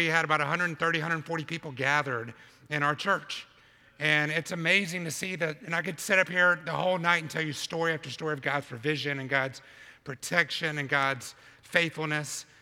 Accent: Albany, Georgia, United States; moved away as an adult; now in New York City, United States; from Sherwood Baptist Church in Albany, Georgia, 20 years ago to the heart of New York City planting a church

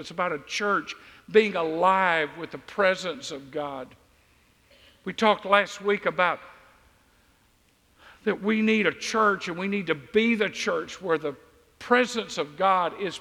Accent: Deep South, United States; I grew up in the Deep South

